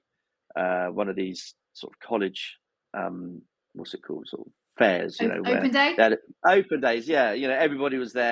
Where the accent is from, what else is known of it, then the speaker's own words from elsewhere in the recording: Christchurch, South West England, United Kingdom; I grew up here in Christchurch, so I've actually moved back to where I originally grew up